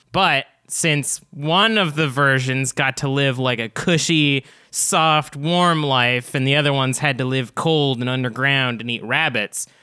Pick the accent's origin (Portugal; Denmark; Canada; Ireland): Canada; we're not American. Us, us are Canadian